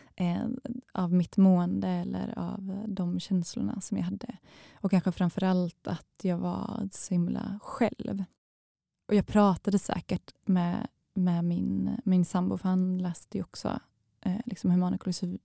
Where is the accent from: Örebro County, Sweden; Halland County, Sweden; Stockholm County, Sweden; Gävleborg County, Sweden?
Halland County, Sweden; now in Malmö, Sweden; Jag känner mig inte som en skåning eftersom jag kommer från, eh, från Halland